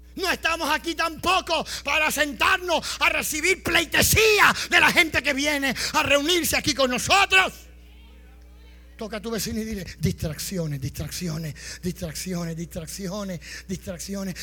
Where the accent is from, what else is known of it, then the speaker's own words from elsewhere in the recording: Puerto Rico; Y más si somos puertorriqueños.